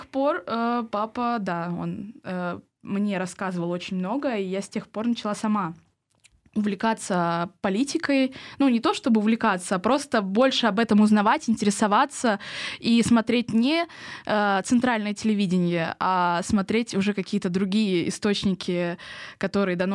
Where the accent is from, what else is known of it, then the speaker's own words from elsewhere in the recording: Volga region, Russia; Да, мы семья? поволжские немцы.